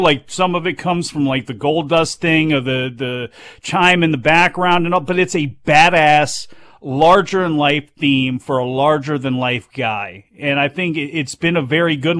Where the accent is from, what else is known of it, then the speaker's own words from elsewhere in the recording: United States; I'm an American